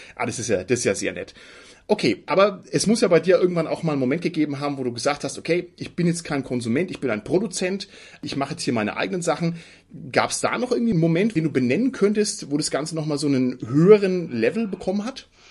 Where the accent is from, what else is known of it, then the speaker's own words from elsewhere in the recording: Franconia, Bavaria, Germany; Ich bin ja selber als Franke gerade noch Süddeutscher